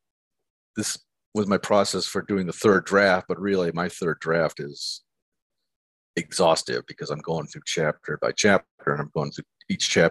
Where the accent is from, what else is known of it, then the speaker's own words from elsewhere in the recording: Erie, Pennsylvania, United States; moved away as an adult; also born or lived in Milwaukee, Wisconsin; I grew up in Erie, Pennsylvania, and I went to school in Milwaukee at Marquette University